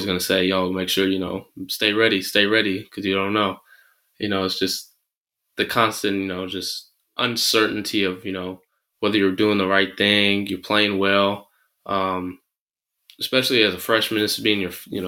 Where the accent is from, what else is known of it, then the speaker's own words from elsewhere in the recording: San Francisco, California, United States; also born or lived in Manchester, United Kingdom; I ended up growing up in San Francisco